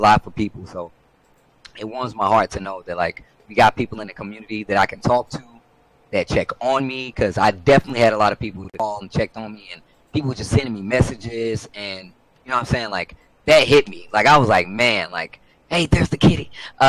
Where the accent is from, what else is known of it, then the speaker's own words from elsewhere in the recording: Midwest, United States; I'm from the Midwest. I am from a red state. I am 36 years old.